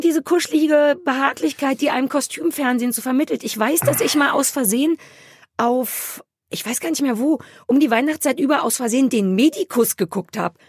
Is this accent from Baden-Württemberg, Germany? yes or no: no; Berlin, Germany; für mich als Berliner